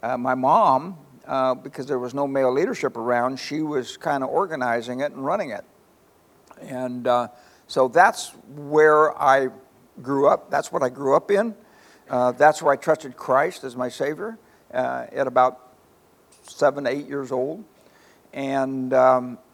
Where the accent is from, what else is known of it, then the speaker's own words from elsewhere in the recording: Palo Cedro, California, United States; I was raised in a little community called Palo Cedro